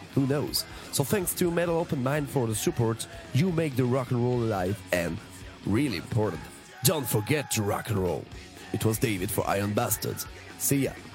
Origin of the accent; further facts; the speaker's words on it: Strasbourg, Grand Est, France; we come from Strasbourg in France